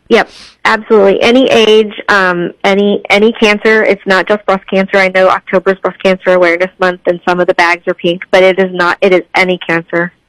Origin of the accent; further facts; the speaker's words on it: Cape Girardeau, Missouri, United States; now in St. Louis, United States; So I live in St. Louis, but I grew up in Cape Girardeau